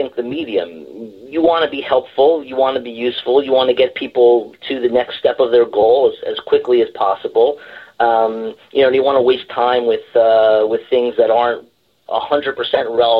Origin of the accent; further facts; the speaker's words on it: New Jersey, United States; I was raised in born and raised in New Jersey